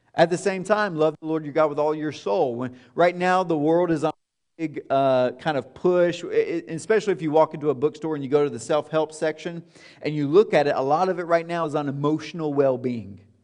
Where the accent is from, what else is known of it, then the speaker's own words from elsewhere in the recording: Tennessee, United States; moved away as an adult; now in Indianapolis, United States; It's not where I grew up. It's not home, although now it is home for us. But it's not where we're from. We left, and leaving was hard in twenty thirteen when we left Tennessee.